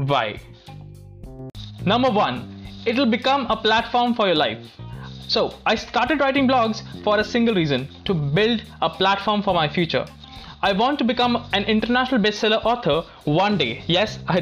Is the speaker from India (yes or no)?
yes; Delhi, India; Where I'm from, well, I'm an Indian from Delhi.